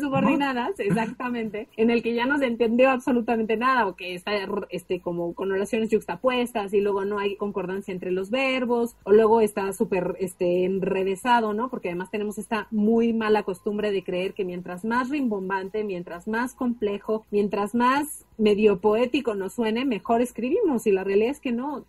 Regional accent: Mexico; first language Spanish; es nuestra lengua nativa

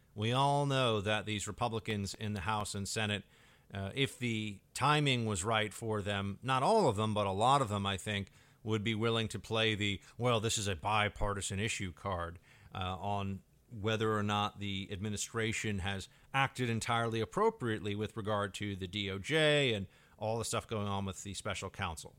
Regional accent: New York City, New York, United States; I grew up in New York City

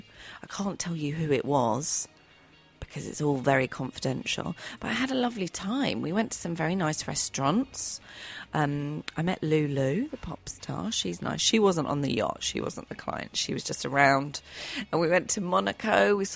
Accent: United Kingdom; I'm British and I'm half Irish.

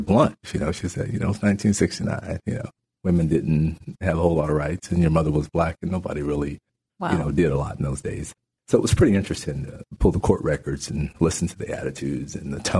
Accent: New Mexico, United States; also born or lived in Natchitoches Parish, Louisiana; After my mother was killed, my grandparents moved my brother and I to New Mexico, and I grew up in New Mexico

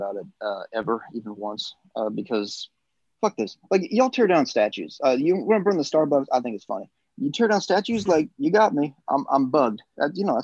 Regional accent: North Carolina, United States; moved away; also born or lived in Hawaii; I was born in North Carolina. I grew up down South, but I'm not like my family isn't from the South

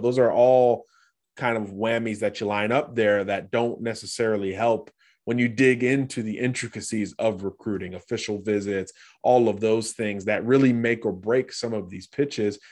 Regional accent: Florida, United States; I'm from Florida

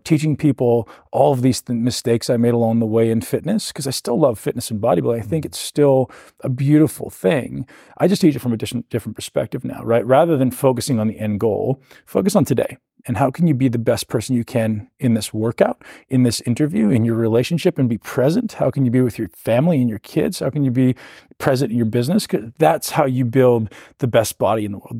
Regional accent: Canada; I came from Canada

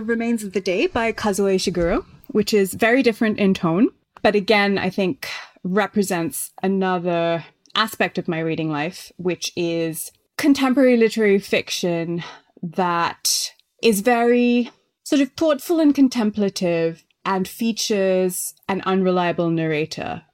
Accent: Sri Lanka; moved away as an adult; also born or lived in Melbourne, Australia; now in London, United Kingdom; I grew up in Sri Lanka, which is where my family's from

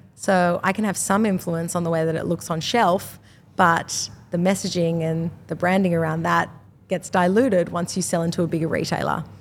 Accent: Australia; I'm from Australia, we're selling to an Australian market

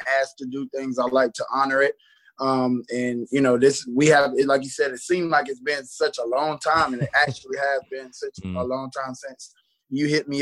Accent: Marlboro County, South Carolina, United States; Growing up in Marlboro County, if you know about Marlboro County, it's such a country environment, and it's everybody's home

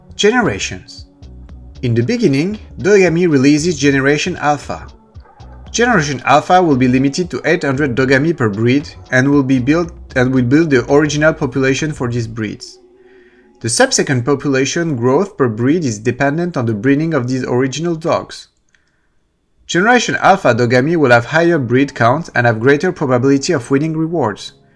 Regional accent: France; accent: French; English is a second language; I'm French, you might sometimes do not understand my accent

